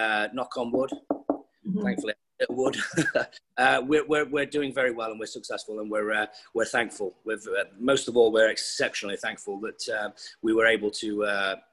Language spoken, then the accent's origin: English; Nottinghamshire, East Midlands, United Kingdom; moved away as an adult; also born or lived in London; now in Los Angeles, United States; Left my hometown of Nottinghamshire to move to London.